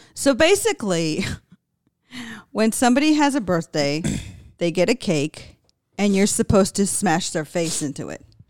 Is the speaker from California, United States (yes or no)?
yes; California, United States; I grew up in California, so the weather wasn't bad